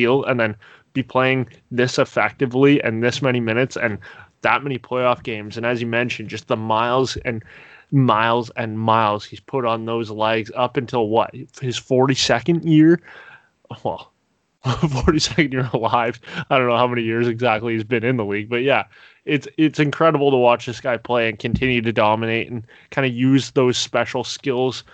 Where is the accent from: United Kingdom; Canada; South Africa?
Canada; Woodstock, Ontario; I'm from Woodstock, Ontario, which is deep in the heart of Leafland